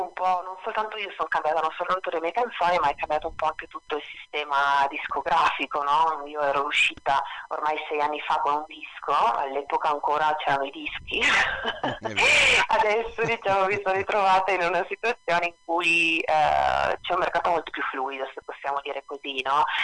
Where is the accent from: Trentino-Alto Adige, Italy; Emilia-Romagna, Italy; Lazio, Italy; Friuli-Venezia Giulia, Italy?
Friuli-Venezia Giulia, Italy; Trieste; moved away as an adult; also born or lived in Rome; io sono di Trieste in realtà dove sono tornata da quattro anni